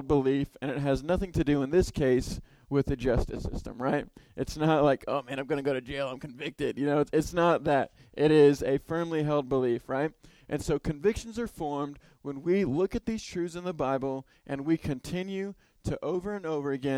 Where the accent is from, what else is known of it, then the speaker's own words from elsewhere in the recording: Houston, Texas, United States; moved away; I'm from Houston